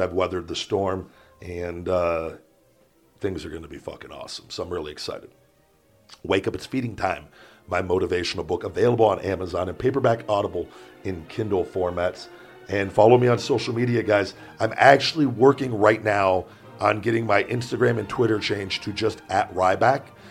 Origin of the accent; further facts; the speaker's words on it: Las Vegas, Nevada, United States; growing up in Vegas